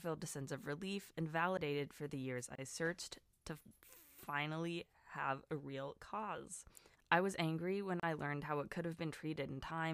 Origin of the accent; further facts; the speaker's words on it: Southern California, United States; also born or lived in Wisconsin; now in Florida, United States; I'm from SoCal originally